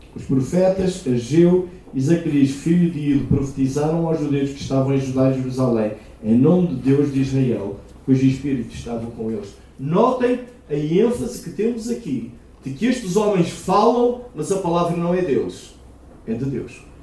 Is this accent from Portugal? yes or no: yes; Aveiro, Centro, Portugal; moved away; Eu sou de Aveiro originalmente e eu praticava remo lá em Aveiro